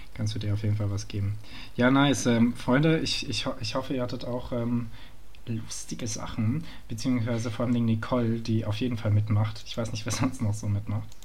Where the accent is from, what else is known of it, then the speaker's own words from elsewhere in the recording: Frankfurt am Main, Hesse, Germany; moved away; ich bin Frankfurter